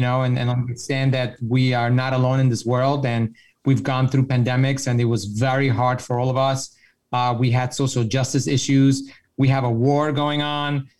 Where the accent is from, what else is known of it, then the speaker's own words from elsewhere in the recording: Mexico; I'm from Mexico